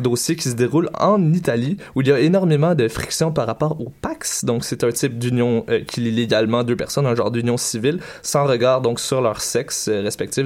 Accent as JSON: {"language": "French", "region": "Quebec", "country": "Canada", "said": "chez nous, au Québec"}